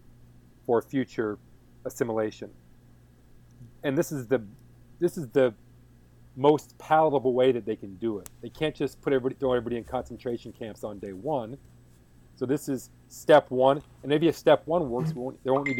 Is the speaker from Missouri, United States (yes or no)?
yes; Kansas City, Missouri, United States; born or raised there